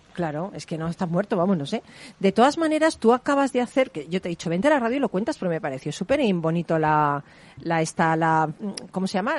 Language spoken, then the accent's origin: Spanish; Spain; soy española